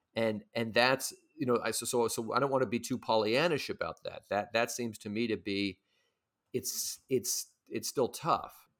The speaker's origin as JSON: {"language": "English", "town": "San Francisco", "region": "California", "country": "United States", "tie": "born or raised there", "moved": "yes", "lives_now": "New York, United States", "said": "When I was growing up in San Francisco"}